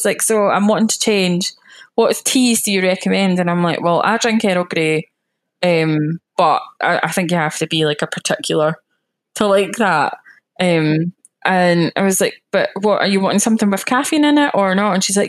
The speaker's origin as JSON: {"language": "English", "region": "Scotland", "country": "United Kingdom", "also_born_or_lived": "West Calder / Edinburgh", "accent": "more Glaswegian", "said": "I'm a Scottish lassie that loves the beach"}